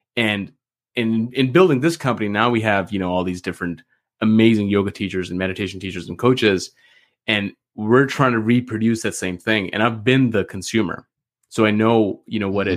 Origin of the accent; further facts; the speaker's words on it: Canada; I'm actually from Canada